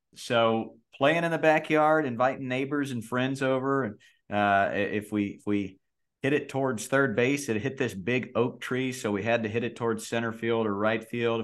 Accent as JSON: {"language": "English", "region": "North Carolina", "country": "United States", "tie": "born or raised there", "said": "I grew up in North Carolina."}